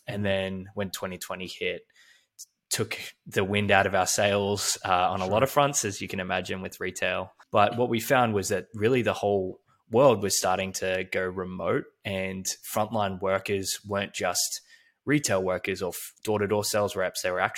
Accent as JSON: {"language": "English", "town": "Melbourne", "region": "Victoria", "country": "Australia", "tie": "born or raised there", "said": "was at college, we call it uni back in Australia, where I grew up in Melbourne."}